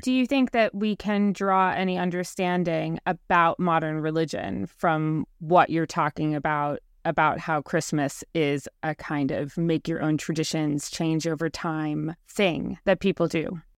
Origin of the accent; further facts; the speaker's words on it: New York City, New York, United States; as a New Yorker